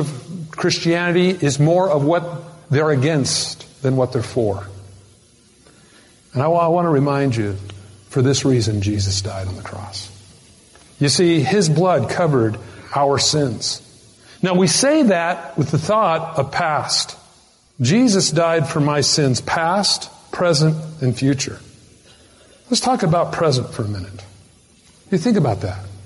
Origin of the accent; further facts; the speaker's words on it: United States; I'm American.